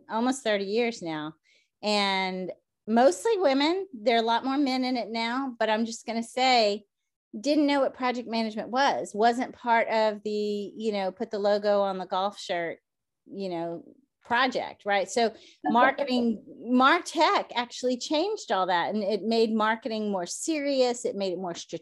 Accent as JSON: {"language": "English", "region": "the South", "country": "United States", "moved": "yes", "said": "I'm from the South."}